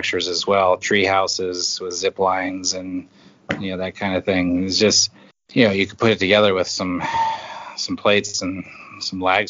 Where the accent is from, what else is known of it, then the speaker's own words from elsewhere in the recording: Northern Nevada, United States; I grew up in Northern Nevada. We were about 80 miles from Reno, and I grew up on a alfalfa farm